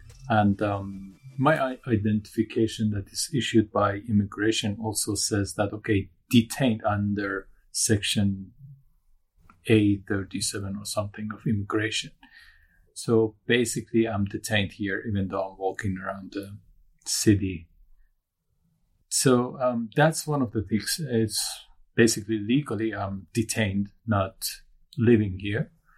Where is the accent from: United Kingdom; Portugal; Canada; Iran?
Iran; first language Turkish; English is a second language; moved away as an adult; now in Hong Kong; I was born 1982 in Iran. Due to political problems, I ran away. I ended up in Hong Kong 2012.